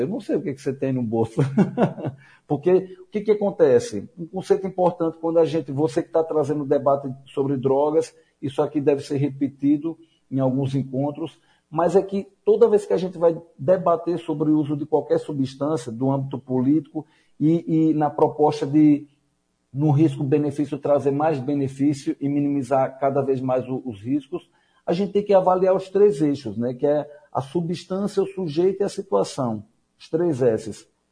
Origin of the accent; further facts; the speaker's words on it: Aracaju, Sergipe, Brazil; moved away as an adult; also born or lived in Cuba / Recife; Eu sou natural de Aracaju